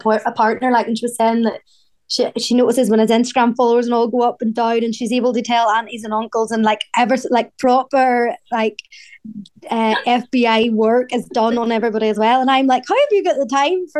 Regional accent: Northern Ireland, United Kingdom; accent: Northern Irish; also born or lived in Australia

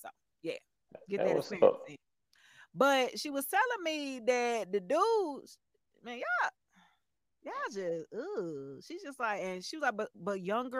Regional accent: Stone Mountain, Georgia, United States; also born or lived in Decatur, Georgia; I moved but was raised in Stone Mountain. So right. It's like I was born in the hood, but I was raised in the suburbs.

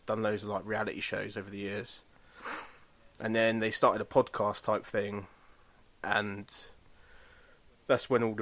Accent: Luton, East of England, United Kingdom; born or raised there

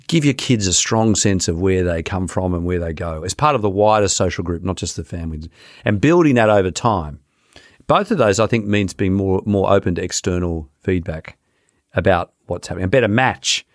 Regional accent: Sydney, New South Wales, Australia; growing up near Bondi Beach

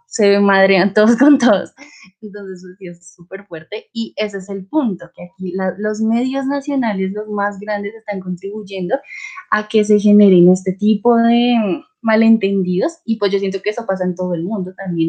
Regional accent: Colombia; soy de Colombia

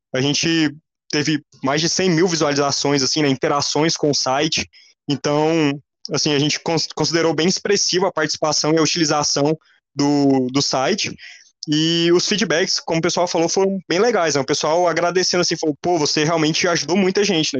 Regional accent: Goiás, Brazil; now in Brasília, Brazil; vocês vão ver meu sotaque, né? É, eu sou goiano

